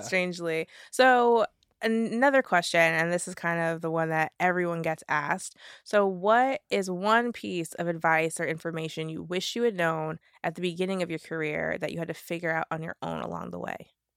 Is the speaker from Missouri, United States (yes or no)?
no; Miami, Florida, United States; moved away; also born or lived in Jamaica (ancestry); I'm from Miami